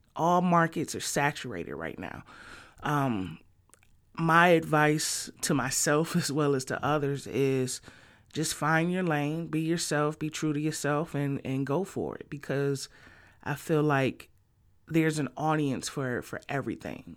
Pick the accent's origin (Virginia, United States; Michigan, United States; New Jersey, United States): Michigan, United States; Detroit; moved away as an adult; also born or lived in northwest suburbs of Chicago; now in Chicago, United States; I was born and raised in Detroit, Michigan.